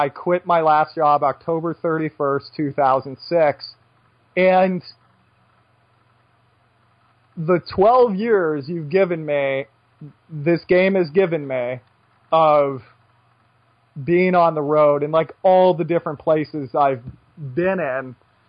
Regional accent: United States; moved away as an adult; just being an American and not being in America for 10 years.

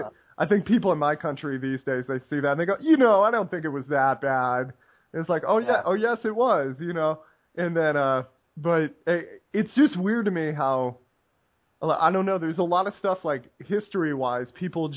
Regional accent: Kodiak, Alaska, United States; moved away; I'm from Kodiak. I was born in Kodiak, Alaska. That's where a lot of my family's from.

